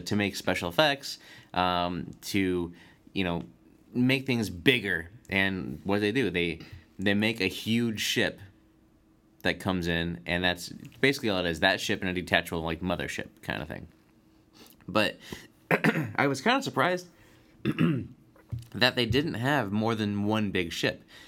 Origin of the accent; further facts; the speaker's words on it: United States; I'm an American